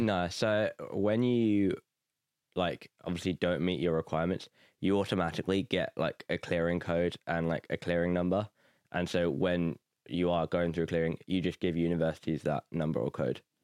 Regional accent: Nuneaton, West Midlands, United Kingdom; moved away as an adult; now in Belfast, United Kingdom; I'm from Nuneaton, England

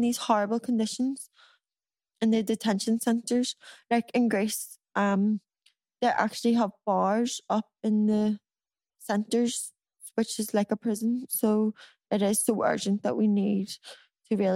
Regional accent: Ireland; we as Irish people

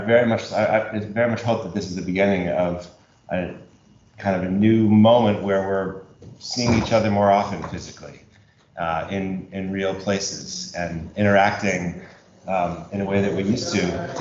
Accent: Chicago, Illinois, United States; moved away as an adult; also born or lived in Berkeley, California / France; I was a graduate student in California at Berkeley, but I grew up in Chicago

